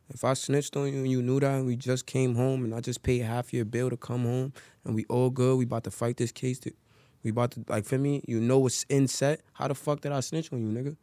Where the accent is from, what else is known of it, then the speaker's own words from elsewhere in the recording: New York City, New York, United States; I'm from Harlem, New York